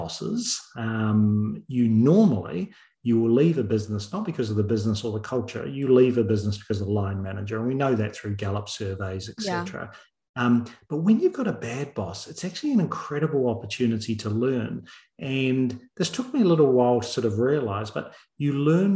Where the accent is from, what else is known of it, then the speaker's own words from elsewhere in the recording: New Zealand; moved away; also born or lived in United Kingdom / Australia / Chicago / Netherlands; I'm from New Zealand. And New Zealand, we're not renowned for too many things, but our major thing is our rugby